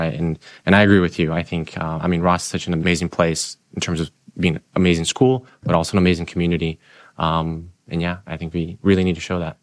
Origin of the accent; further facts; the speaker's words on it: Brazil; also born or lived in Utah; now in Michigan, United States; I grew up in Brazil, I lived in Utah for a number of years